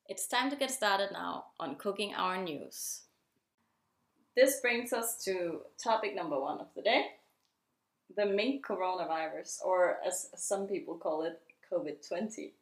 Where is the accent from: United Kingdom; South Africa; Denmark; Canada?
Denmark; the founder of Comit, and I'm from Denmark.